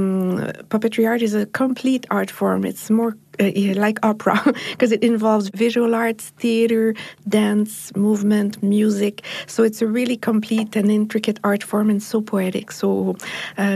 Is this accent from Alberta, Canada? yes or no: no; Montreal, Quebec, Canada; I come from Montreal in Canada